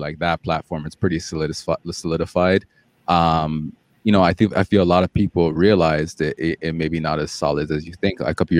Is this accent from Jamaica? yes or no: yes; Jamaica; Like, you know, I'm Jamaican, so, you know, I'll poke the same fun at, you know, at the Jamaican culture, right?